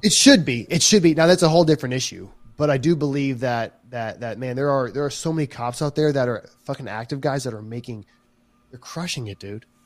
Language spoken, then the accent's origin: English; South Carolina, United States; I'm from South Carolina